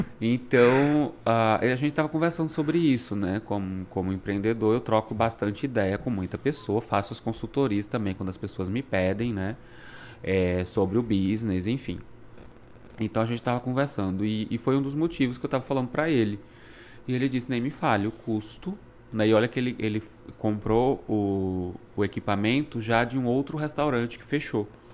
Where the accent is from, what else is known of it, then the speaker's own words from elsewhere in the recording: Brazil; moved away as an adult; now in Canada; A gente, como bom brasileiro, adapta